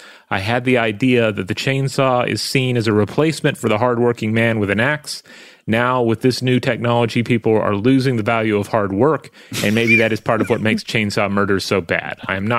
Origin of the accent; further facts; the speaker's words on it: Tasmania, Australia; I grew up in Tasmania, where logging was a big thing